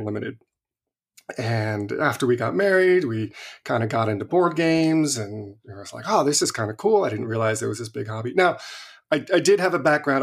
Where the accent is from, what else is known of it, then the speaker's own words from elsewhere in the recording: Visalia, California, United States; moved away; I grew up in Visalia